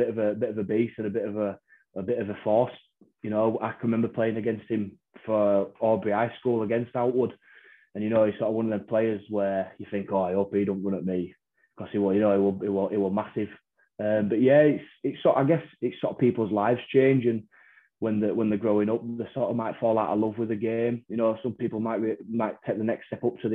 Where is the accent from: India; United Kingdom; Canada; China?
United Kingdom; Wakefield, Yorkshire and the Humber; me being a Wakey lad